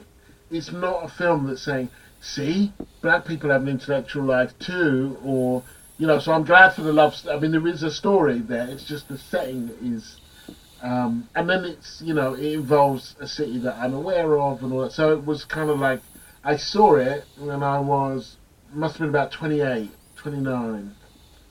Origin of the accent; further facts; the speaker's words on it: Stevenage, East of England, United Kingdom; moved away as an adult; also born or lived in Edinburgh; when I grew up in Stevenage